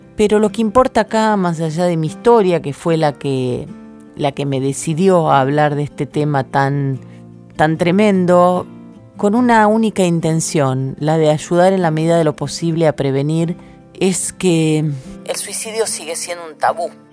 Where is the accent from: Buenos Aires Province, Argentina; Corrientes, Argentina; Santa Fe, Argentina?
Santa Fe, Argentina; Rosario; moved away; cuando regreso a Rosario, mi ciudad natal